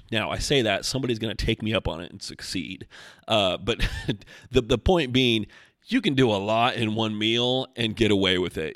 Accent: Oregon, United States; now in Asheville, United States; I'm from Oregon

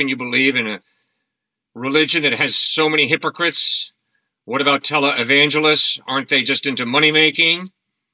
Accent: New Canaan, Connecticut, United States; I grew up in New Canaan, and my wife and I built a log home on my parents' property 36 years ago

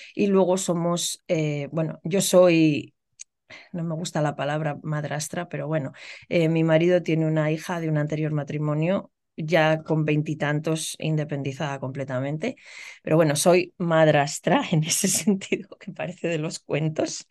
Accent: Logroño, La Rioja, Spain; moved away as an adult; also born or lived in Illinois, United States; now in United States; yo soy riojana, soy de Logroño

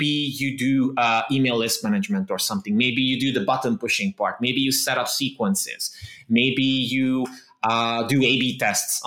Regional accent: Transylvania, Romania; English is a second language; I was basically born and raised in the Transylvania region of Romania.

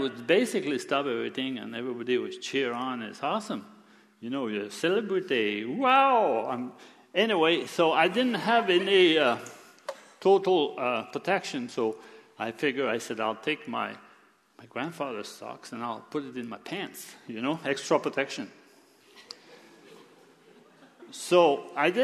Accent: Quebec, Canada; moved away; I was born in Quebec

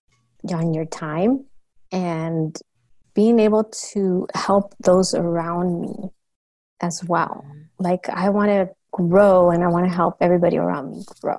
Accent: Los Angeles, California, United States; also born or lived in San Diego; I eventually moved to LA, back to LA where I'm from. We're from the San Gabriel Valley area.

